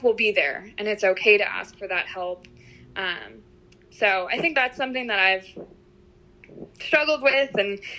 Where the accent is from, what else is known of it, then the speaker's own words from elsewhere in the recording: New York, United States; moved away as an adult; now in Louisiana, United States; I'm originally from New York